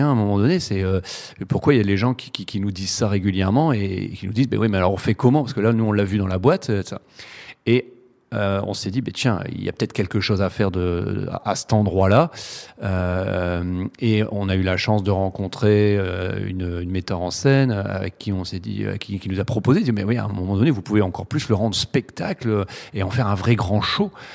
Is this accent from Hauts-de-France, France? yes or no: yes; the Nord, very close to Lille, Hauts-de-France, France; on est du Nord